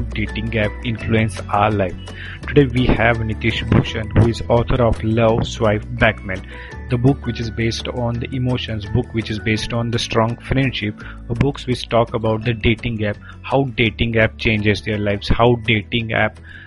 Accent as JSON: {"language": "English", "town": "Pune", "region": "Maharashtra", "country": "India", "said": "I am from Pune also"}